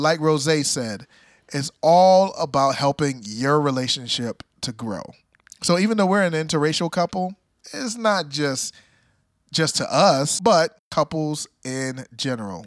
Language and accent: English; Jamaica; I'm Jamaican